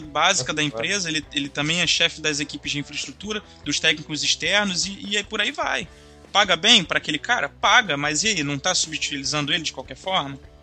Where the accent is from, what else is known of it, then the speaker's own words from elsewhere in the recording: Brazil; eu como bom brasileiro